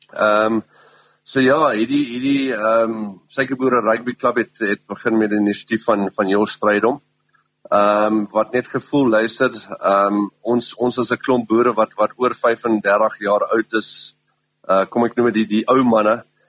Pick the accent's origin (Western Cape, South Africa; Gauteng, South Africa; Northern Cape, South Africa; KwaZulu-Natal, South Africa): KwaZulu-Natal, South Africa; Pongola; die res van ons is is uit Pomola uit